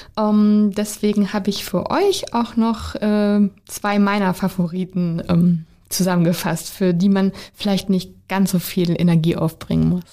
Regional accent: Teutoburg Forest, North Rhine-Westphalia, Germany; in meiner Heimat fand damals Kohlebergbau statt.

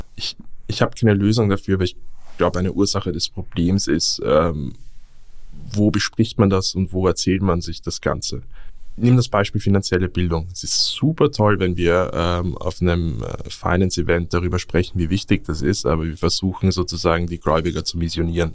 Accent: Vienna, Austria; moved away as an adult; now in Berlin, Germany; als gebürtiger Wiener

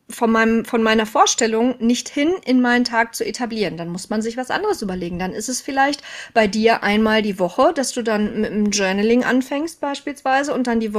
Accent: North Rhine-Westphalia, Germany; Ich war, ähm, also ich komme aus dem Ruhrgebiet. Ich habe in Stuttgart geschult.

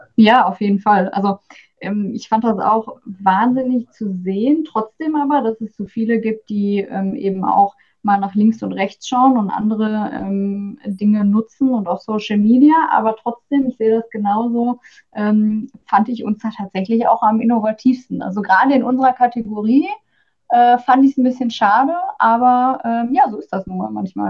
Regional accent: Oberhausen, North Rhine-Westphalia, Germany; moved away as an adult; now in Bochum, Germany; ich komme aus Oberhausen ursprünglich

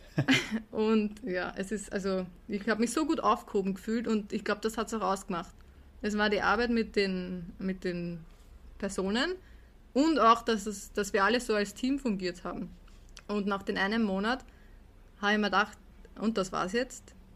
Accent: Herzogenburg, Lower Austria, Austria; bei uns in Herzogenburg

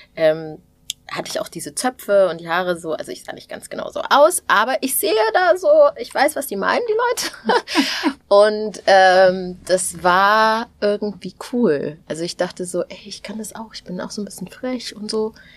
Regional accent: Thuringia, Germany; als Thüringerin

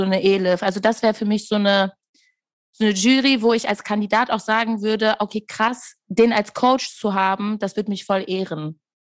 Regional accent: Castrop-Rauxel, North Rhine-Westphalia, Germany; Ich komme wirklich aus Castrop Rauxel.

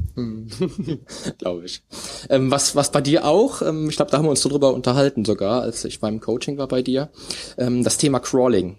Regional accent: Cologne, North Rhine-Westphalia, Germany; meiner Heimat Köln

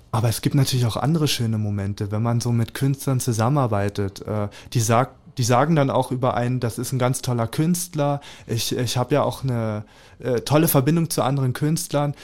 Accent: Lübbenau, Brandenburg, Germany; now in Cottbus, Germany; in Lübbenau im Rathaus mhm. im Spreewald. Da mhm. freue ich mich auch sehr drauf, weil da bin ich ja aufgewachsen ja. im Kinderheim

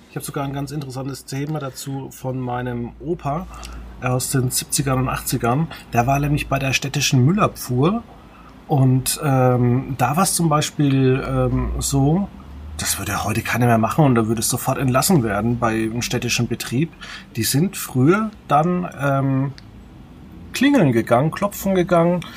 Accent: Veitshöchheim area, Franconia, Bavaria, Germany; neben meiner Heimatgemeinde in Veitshöchheim

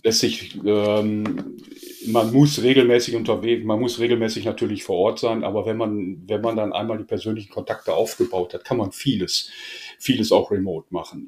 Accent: Essen, North Rhine-Westphalia, Germany; geboren in Essen, mhm. soll ich sagen, klassisch Ruhrpott

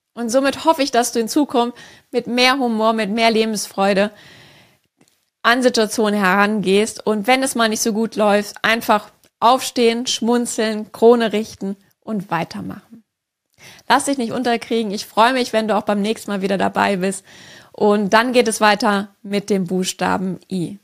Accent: Rhineland, Germany; Ich bin gebürtige Rheinländerin

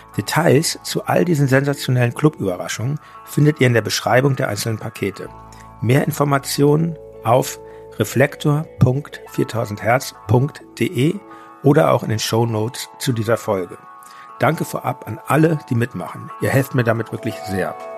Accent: Hamburg, Germany; now in Berlin, Germany; meiner alten Heimat Hamburg

